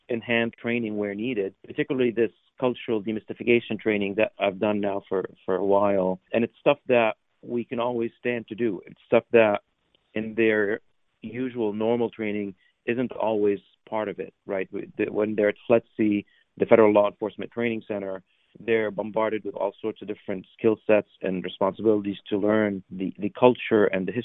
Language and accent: English; West Virginia, United States; also born or lived in Syria; I was born in Syria 45 years ago and grew up in small town West Virginia